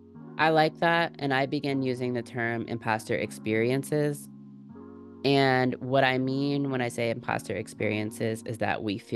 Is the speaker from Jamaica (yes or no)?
yes; Jamaica; I'm from Jamaica. I grew up, they told me I can do whatever I want, and wherever I am is where I'm supposed to be.